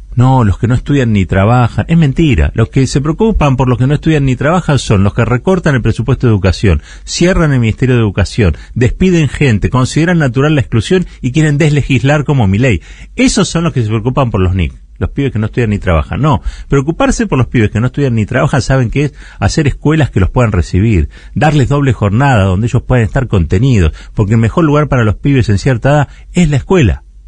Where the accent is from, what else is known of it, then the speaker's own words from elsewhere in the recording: Argentina; Nosotros que venimos del país del Cordobazo, del 17 de octubre